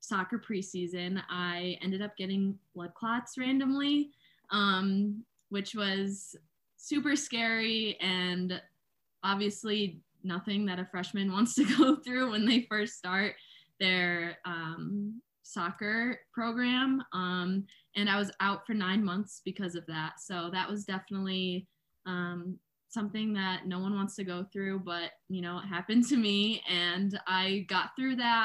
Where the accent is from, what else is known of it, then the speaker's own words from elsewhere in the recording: Binghamton, New York, United States; I'm from Binghamton